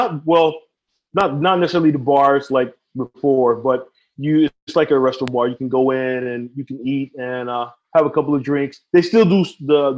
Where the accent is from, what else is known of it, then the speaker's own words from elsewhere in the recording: United States; moved away as an adult; now in Philippines; America is my home